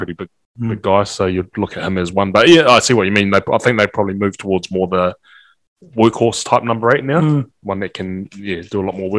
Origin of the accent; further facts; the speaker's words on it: Whanganui, Manawatū-Whanganui, New Zealand; moved away as an adult; now in Petone, New Zealand; I grew up in Whanganui, obviously, so my has been a bit shorter than what Iz has had, but obviously coming here as an 18-year-old